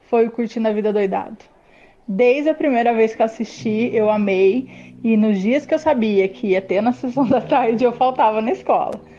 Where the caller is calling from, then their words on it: Aparecida, São Paulo, Brazil; sou de Aparecida.